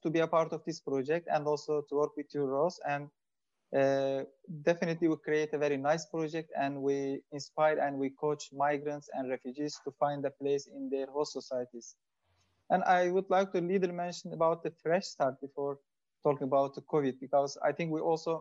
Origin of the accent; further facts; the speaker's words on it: Turkey; moved away as an adult; now in Belgium; I am from Turkey, and since 2015, I have been living in Belgium.